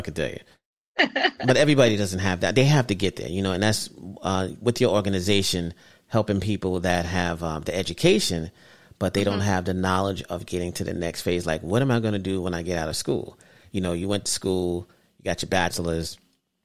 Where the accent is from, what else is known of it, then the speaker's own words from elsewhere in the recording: New York City, New York, United States; I'm from Brooklyn.